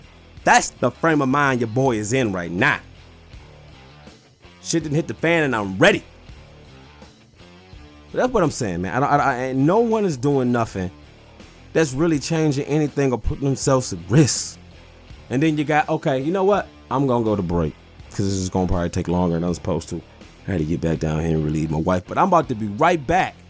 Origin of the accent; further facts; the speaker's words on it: Detroit, Michigan, United States; I'm from Detroit